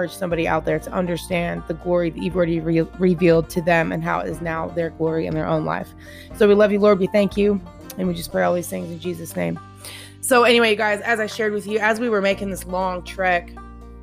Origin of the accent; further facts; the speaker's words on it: Washington, United States; moved away as an adult; now in Tennessee, United States; I just moved 2,300 miles away from my home state, Washington, all the way to Tennessee.